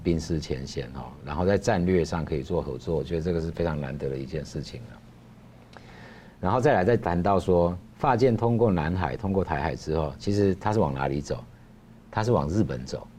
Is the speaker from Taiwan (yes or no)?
yes; Taiwan; 那我跟他聊了蛮多，他知道我是台湾来了之后，我们就交换了一些意见嘛。